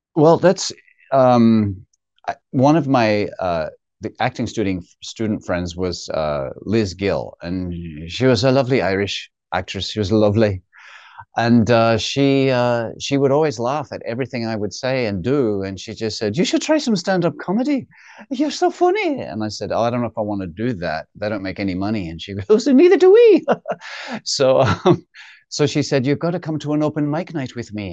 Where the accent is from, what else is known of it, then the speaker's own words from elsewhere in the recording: Perth, Western Australia, Australia; now in United States; from Perth, from halfway around the world, literally